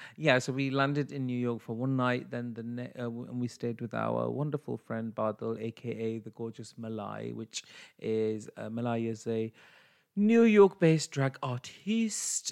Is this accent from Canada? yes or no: no; United Kingdom; I'm British Asian